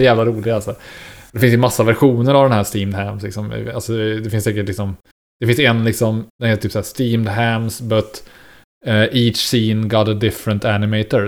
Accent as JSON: {"language": "Swedish", "area": "Istrum, Skaraborg", "region": "Västra Götaland", "country": "Sweden", "tie": "born or raised there", "said": "som jag har vuxit upp i Iström och gått i skola i Axvall och Varnhem, uh nej förlåt, Axvall och Skara"}